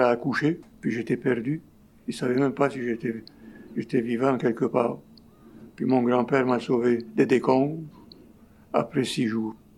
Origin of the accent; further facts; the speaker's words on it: Port Said, Port Said Governorate, Egypt; moved away as an adult; now in Montreal, Canada; je suis né en Égypte